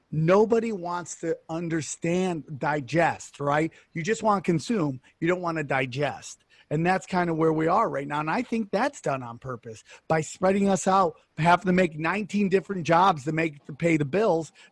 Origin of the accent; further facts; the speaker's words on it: United States; I love my fellow Americans. I love being American